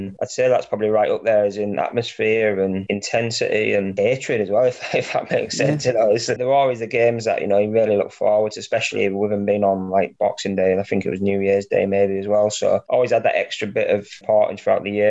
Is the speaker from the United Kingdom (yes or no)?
yes; Scarborough, Yorkshire and the Humber, United Kingdom; my hometown club